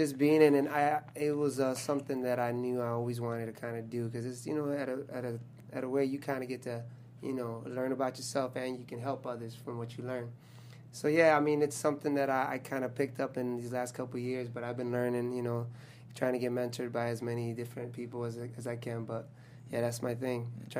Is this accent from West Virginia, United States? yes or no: no; Chicago, Illinois, United States; now in Los Angeles, United States; So I'm originally from Chicago.